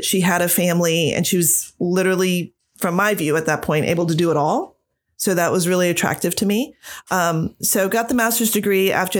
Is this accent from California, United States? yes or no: no; Mechanicsburg, Pennsylvania, United States; I'm originally from Central PA. So right around Harrisburg area. I'm from Mechanicsburg. Grew up there after moving around a lot because growing up in a military family, but went to high school in Mechanicsburg.